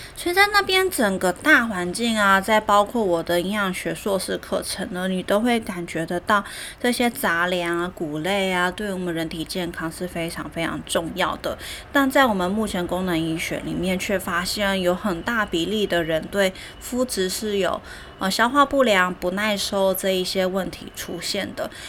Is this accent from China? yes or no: no; Taiwan; 我们台湾人